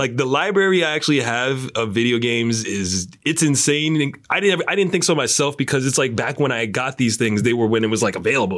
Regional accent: New York, United States; i'm from new york

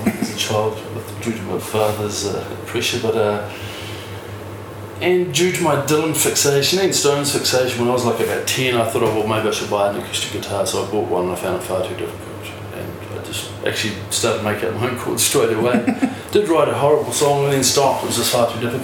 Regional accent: Ranfurly, Otago, New Zealand; also born or lived in North Canterbury / Dunedin; living on farm communities, we grew up in Ranfurly.

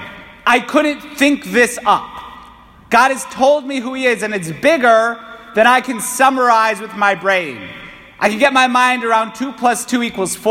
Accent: Waterbury, Connecticut, United States; Probably by the way I speak, you could tell I'm from Connecticut, maybe Waterbury, which doesn't have a T no matter how you slice it

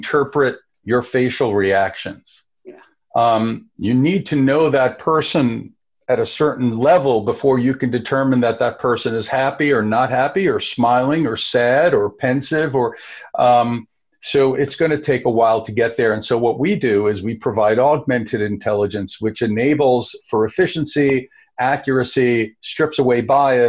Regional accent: New York, United States; growing up in New York

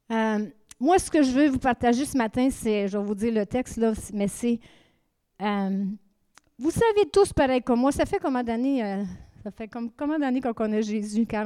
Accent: Saint-Hyacinthe, Quebec, Canada; moved away as an adult; now in Acadia, Canada; OK, moi, je viens de. Nous venons de Saint-Hyacinthe. Ça fait 30 ans qu'on vit en Acadie.

